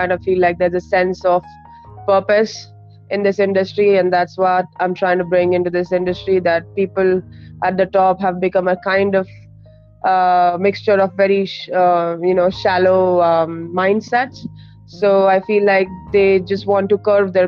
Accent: New Delhi, Delhi, India; moved away as an adult; also born or lived in New York; we were born and brought up in New Delhi

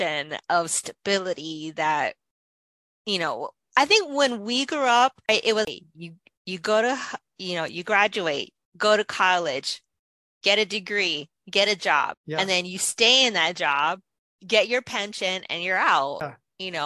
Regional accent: Hawaii, United States; I'm from Hawaii

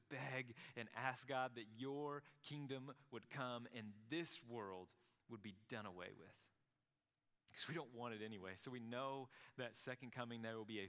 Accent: Krum, Texas, United States; I'm from Crum

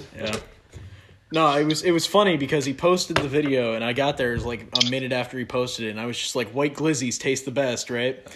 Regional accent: New York, United States; I'm from New York

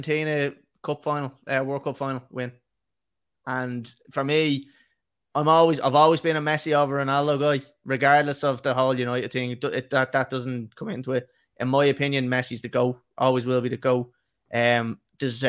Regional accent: Ireland; as Irish men

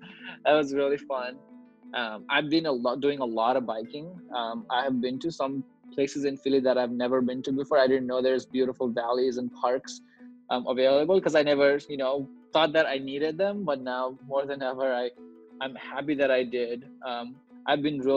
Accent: Nepal; now in United States; I grew up in Nepal

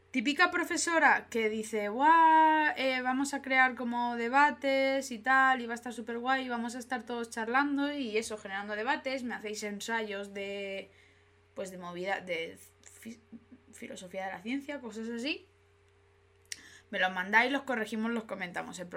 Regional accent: Madrid, Community of Madrid, Spain; Jopeta, soy madrileña.

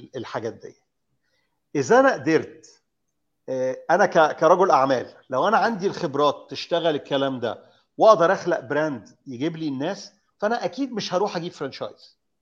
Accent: Egypt; انا واحد مصري انا راجل معايا قرشين انا مصري

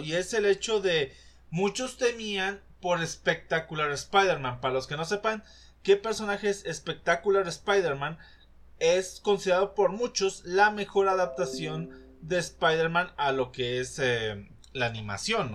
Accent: Mexico; nosotros como mexicanos

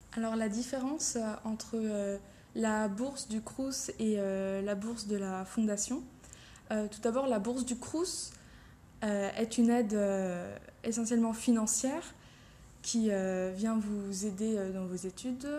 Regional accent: Beaune, Bourgogne-Franche-Comté, France; moved away as an adult; now in Strasbourg, France; je viens de Côte d'Or, de Beaune plus précisément, et je suis venue à l'université de Strasbourg pour la faculté de chirurgie dentaire

